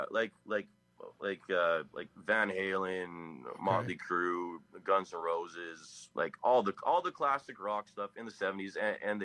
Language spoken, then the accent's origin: English; Winnipeg, Manitoba, Canada; I'm from Winnipeg, Canada